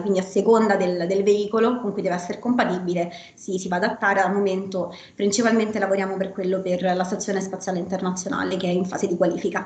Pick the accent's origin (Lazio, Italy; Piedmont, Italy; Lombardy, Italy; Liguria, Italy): Lazio, Italy; Rome; sono italiana, sono nata, di, sono nata, a Roma e ho studiato anche a Roma la Sapienza